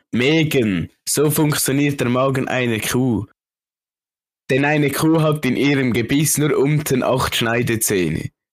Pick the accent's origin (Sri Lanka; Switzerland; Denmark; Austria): Switzerland; Ich als Schweizer